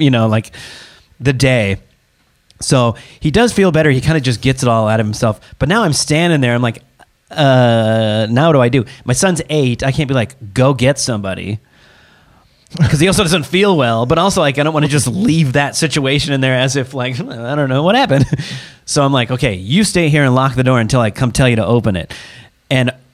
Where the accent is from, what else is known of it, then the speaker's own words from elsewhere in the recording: Seattle, Washington, United States; moved away; I'm from Seattle area. And so we traveled back home to spend some time with the grandparents